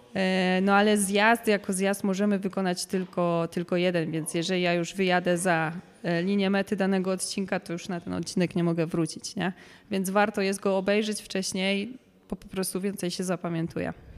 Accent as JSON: {"language": "Polish", "town": "Kielce", "region": "Świętokrzyskie Voivodeship", "country": "Poland", "tie": "born or raised there", "also_born_or_lived": "Warsaw", "moved": "as an adult", "said": "do Kielc, do mojego, mojego rodzinnego miasta"}